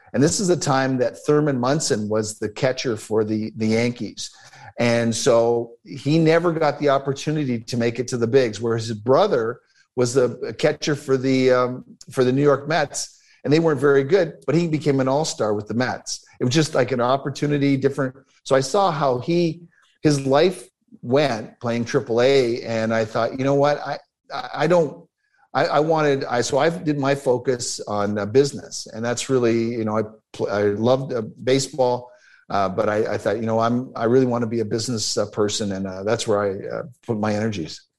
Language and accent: English; Toronto, Ontario, Canada; born or raised there; also born or lived in Newark, New Jersey, United States